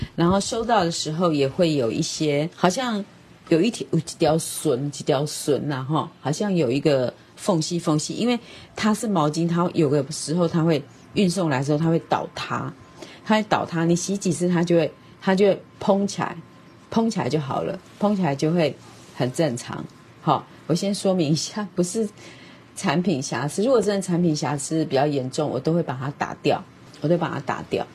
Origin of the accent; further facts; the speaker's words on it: Taiwan; 我是台湾人